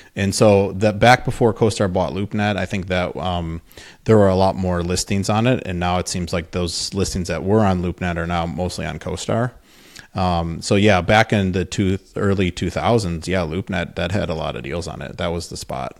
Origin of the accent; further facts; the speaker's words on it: Wisconsin, United States; moved away as an adult; also born or lived in Madison, Wisconsin / Minnesota; I'm from Wisconsin